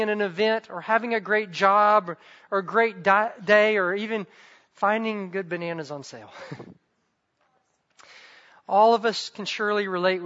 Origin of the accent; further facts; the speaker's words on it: the South, United States; I grew up in the South